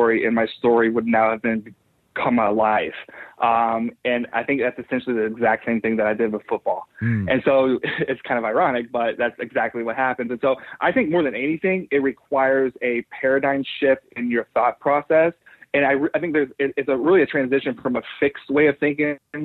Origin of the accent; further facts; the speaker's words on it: United States; I'm an American.